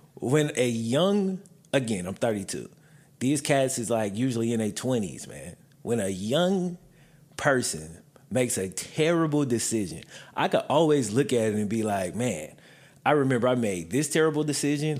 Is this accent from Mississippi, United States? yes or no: yes; Mississippi, United States; moved away; I grew up in Mississippi